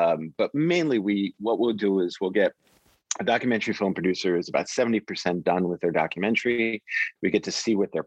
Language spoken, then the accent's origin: English; New York City, New York, United States; I grew up in Queens, New York.